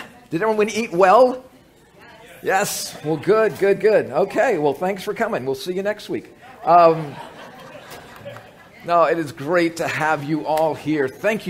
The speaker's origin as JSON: {"language": "English", "town": "New Orleans", "region": "Louisiana", "country": "United States", "tie": "born or raised there", "said": "Both Annette and I grew up in New Orleans"}